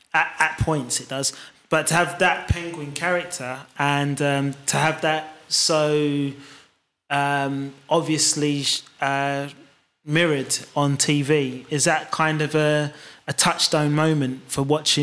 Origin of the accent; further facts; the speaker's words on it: London, United Kingdom; me being a Londoner